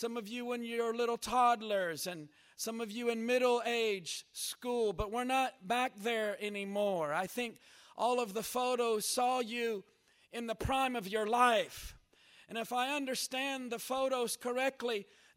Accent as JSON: {"language": "English", "town": "Jeffersonville", "region": "Indiana", "country": "United States", "tie": "born or raised there", "moved": "yes", "said": "I was raised up in Jeffersonville, Indiana"}